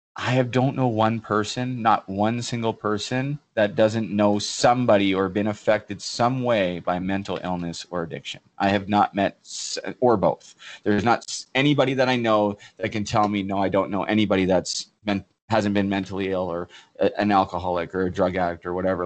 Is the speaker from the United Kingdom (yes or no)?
no; Port Coquitlam, British Columbia, Canada; moved away as an adult; Port Coquitlam, my hometown, which I haven't been home for – uh, over four years now